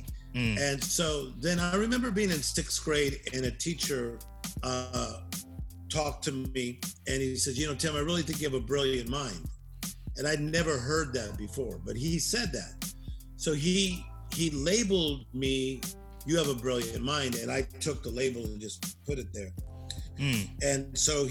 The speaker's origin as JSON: {"language": "English", "town": "Compton", "region": "California", "country": "United States", "lives_now": "Beverly Hills, United States", "said": "I'm from Compton"}